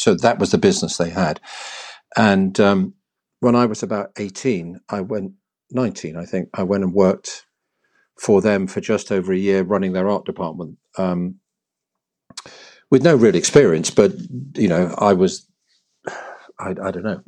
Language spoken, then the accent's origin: English; London, United Kingdom; now in Hampshire, United Kingdom; As a baby, I was brought up in Cricklewood and then moved to Mill Hill, as one did if you became, got a bit of money